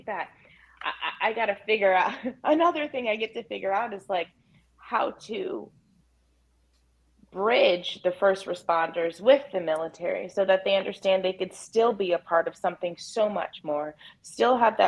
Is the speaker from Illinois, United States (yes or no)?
no; Albany, New York, United States; So you guys know, Uncle … was I came from Albany, New York.